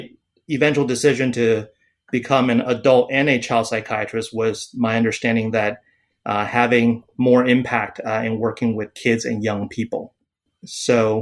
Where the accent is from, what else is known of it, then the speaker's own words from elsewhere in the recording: Rockville, Maryland, United States; also born or lived in Taiwan; my family moved to the U.S., have relatives in the U.S., and moved to and grew up in Rockville, Maryland